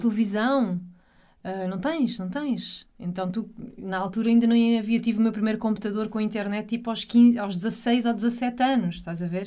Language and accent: Portuguese; Alentejo, Portugal; moved away as an adult; also born or lived in Faro, Algarve; Eu eu cresci no Alentejo, numa aldeia alentejana no interior